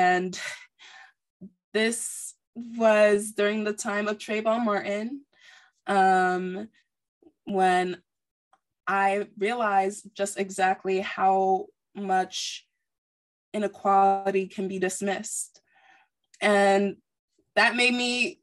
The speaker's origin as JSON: {"language": "English", "country": "Nigeria", "said": "I'm Nigerian."}